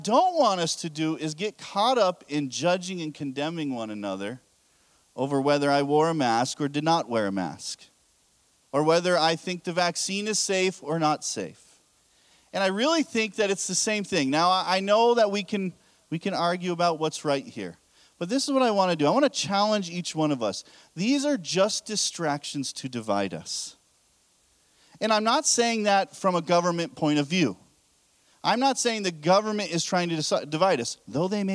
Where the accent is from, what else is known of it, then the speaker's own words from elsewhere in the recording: United States; I'm American as well